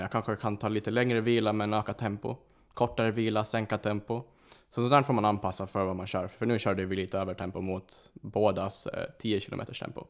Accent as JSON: {"language": "Swedish", "region": "Åland", "country": "Finland", "first_language": "Swedish", "moved": "as an adult", "lives_now": "Stockholm, Sweden", "said": "jag kommer från Åland, så jag, jag är finsk. Så det är mitt ursprung"}